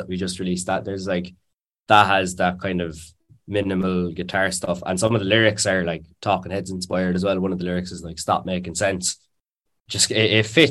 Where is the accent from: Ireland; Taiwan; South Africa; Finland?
Ireland; Cork, Munster; I'm from Cork